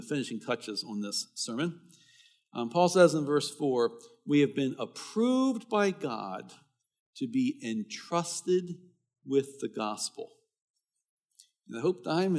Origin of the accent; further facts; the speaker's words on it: Baltimore, Maryland, United States; I was a teenager, growing up in Baltimore